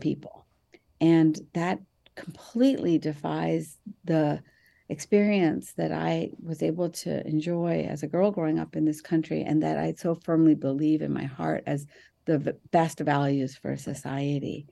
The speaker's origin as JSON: {"language": "English", "town": "Mumbai", "region": "Maharashtra", "country": "India", "tie": "born or raised there", "said": "I was born in Bombay, India, to very conservative Muslim parents"}